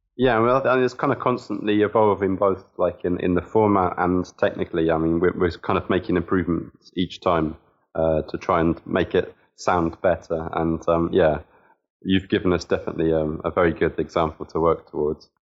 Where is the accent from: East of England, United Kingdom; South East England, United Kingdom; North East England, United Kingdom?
South East England, United Kingdom; Southampton; moved away as an adult; now in Moscow, Russia; I'm from Southampton. Uh, grew up there